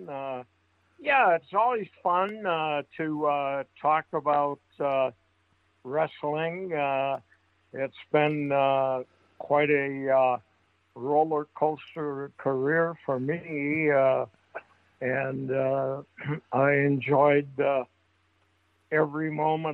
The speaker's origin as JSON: {"language": "English", "town": "St. Paul", "region": "Minnesota", "country": "United States", "tie": "born or raised there", "said": "I grew up in St. Paul in an area called the West Side Flats, which is along the Mississippi River"}